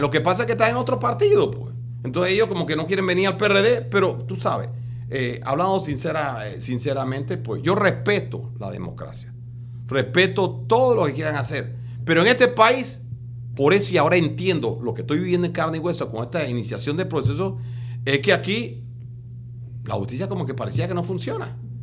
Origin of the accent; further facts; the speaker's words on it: Panama; somos más de 5.500 en Panamá